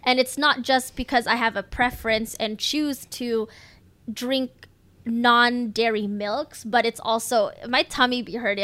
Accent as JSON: {"language": "English", "country": "United States", "tie": "born or raised there"}